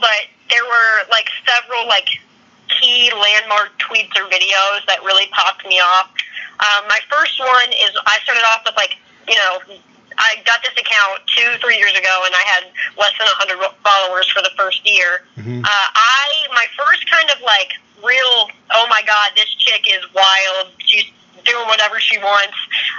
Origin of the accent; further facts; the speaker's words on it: Winston-Salem, North Carolina, United States; moved away as an adult; also born or lived in Iowa City, Iowa; I'm from the Winston-Salem area.